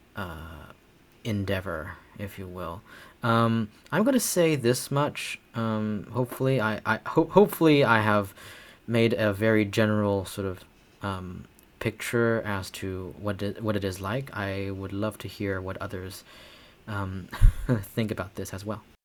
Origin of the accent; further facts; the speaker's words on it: Beijing, China; moved away as an adult; also born or lived in Hangzhou, Zhejiang, China / Cincinnati, United States; now in Bloomington, United States; So I moved with my family to Beijing uh, from my hometown of Hangzhou in China um, at the age of nine